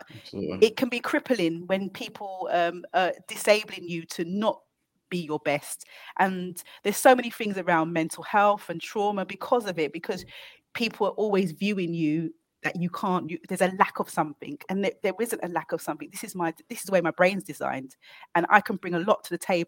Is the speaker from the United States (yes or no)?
no; London, United Kingdom; I came from Hackney.